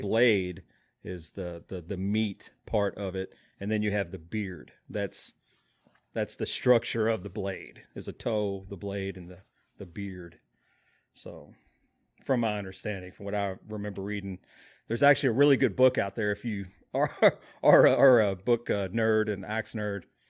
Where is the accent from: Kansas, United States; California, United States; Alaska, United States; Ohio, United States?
Alaska, United States; moved away; growing up in Alaska for some time